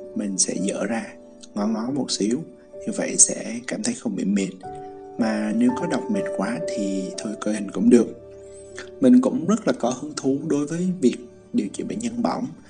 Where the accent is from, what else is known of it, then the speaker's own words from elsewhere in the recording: Central Highlands, Vietnam; accent: Central Highlands accent; giọng tây nguyên quê hương mình đó